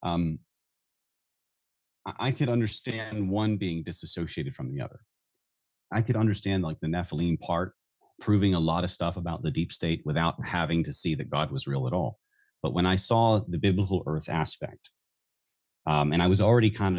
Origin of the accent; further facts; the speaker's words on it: the South, United States; I was raised in the South